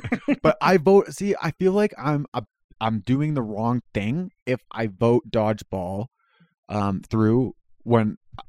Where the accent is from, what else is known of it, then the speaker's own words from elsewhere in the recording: Canada; I am Canadian.